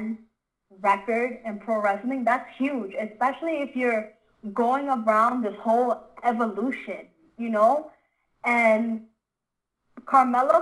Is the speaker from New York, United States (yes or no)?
yes; New York City, New York, United States; I'm from the Bronx.